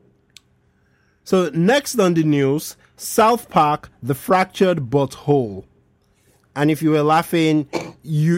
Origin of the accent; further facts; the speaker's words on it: Nigeria; I'm speaking just as a Nigerian now.